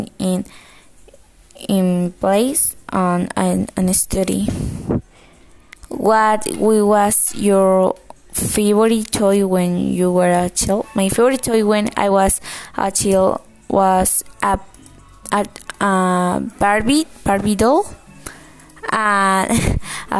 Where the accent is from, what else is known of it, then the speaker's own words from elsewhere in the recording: Cali, Valle del Cauca, Colombia; English is a second language; I was born in Cali.